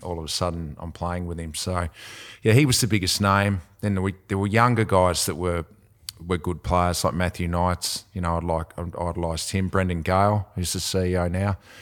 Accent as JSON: {"language": "English", "town": "Devonport", "region": "Tasmania", "country": "Australia", "said": "I'm from Devonport"}